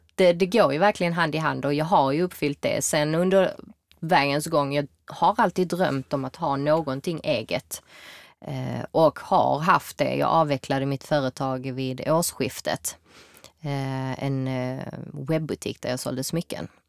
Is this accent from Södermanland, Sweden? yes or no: no; Malmö, Skåne, Sweden; also born or lived in New York; jag är född och uppväxt här i Malmö